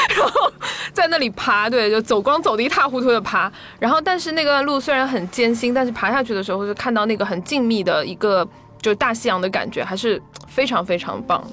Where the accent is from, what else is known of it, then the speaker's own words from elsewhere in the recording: China; 我们是中国人